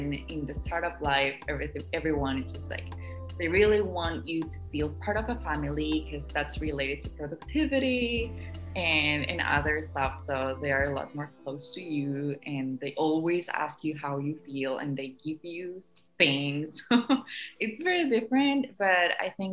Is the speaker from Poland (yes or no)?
no; Costa Rica; moved away; I'm from Costa Rica